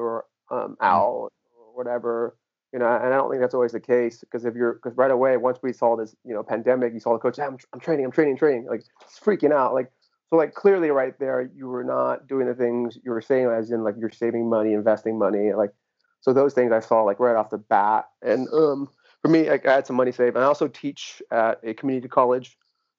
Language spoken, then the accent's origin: English; Riverside, California, United States; I am from Southern California. So inland, which is, you know, where I live